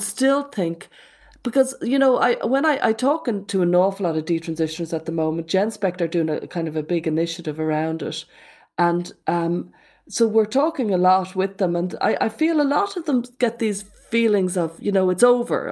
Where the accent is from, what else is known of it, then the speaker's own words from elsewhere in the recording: Ireland; When I was a kid, the worst thing ever, as an Irish Catholic in the eighties